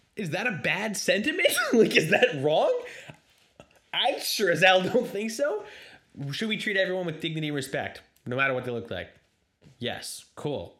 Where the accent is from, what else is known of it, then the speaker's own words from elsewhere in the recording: Canada; I'm a Canadian myself